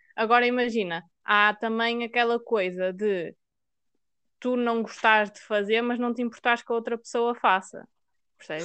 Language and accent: Portuguese; Maia, Norte, Portugal; eu sou da Maia